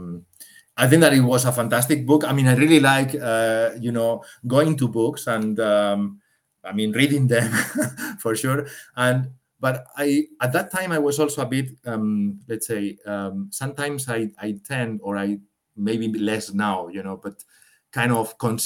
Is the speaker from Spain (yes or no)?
yes; Spain; moved away as an adult; now in Switzerland; I'm from Spain